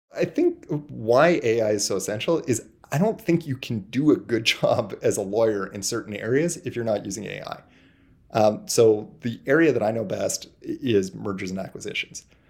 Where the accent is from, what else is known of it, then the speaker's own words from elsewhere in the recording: Toronto, Ontario, Canada; I'm from Toronto, and the vast bulk of our people are here